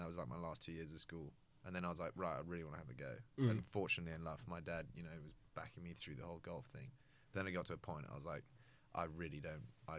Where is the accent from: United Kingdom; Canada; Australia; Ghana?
United Kingdom; London; moved away; also born or lived in Somerset; I was born in London, and then I moved to Somerset because I went to a school called Millfield, which is in the southwest.